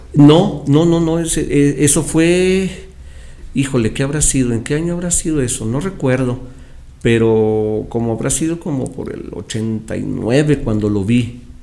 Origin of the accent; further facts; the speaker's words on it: Chihuahua, Mexico; moved away as an adult; also born or lived in Mexico City; Yo soy originario de Chihuahua. Pero en ese entonces yo vivía en la Ciudad de México